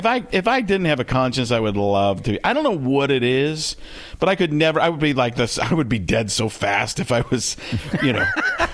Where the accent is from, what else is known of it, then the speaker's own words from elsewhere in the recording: Chicago, Illinois, United States; I'm Italian. I'm from Chicago.